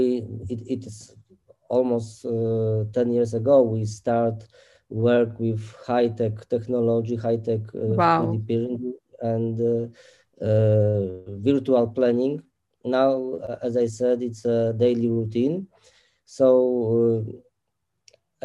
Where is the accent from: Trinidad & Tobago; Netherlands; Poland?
Poland; Olsztyn, Warmian-Masurian Voivodeship; I come from Olsztyn, north and east part in Poland.